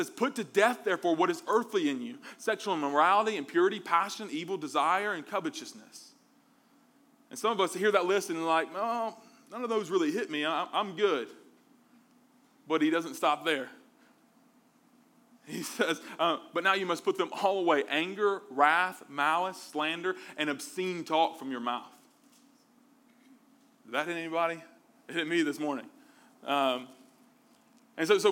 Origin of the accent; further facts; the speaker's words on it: Mobile, Alabama, United States; Me growing up in the South, I'm from Mobile, Alabama